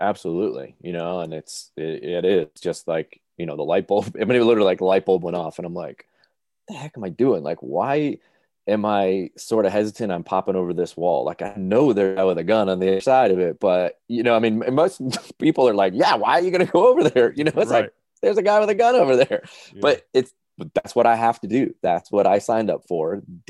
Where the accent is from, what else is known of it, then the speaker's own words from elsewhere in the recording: New England, United States; I mean, I said I grew up in New England, but we have a cottage on a lake up in Maine.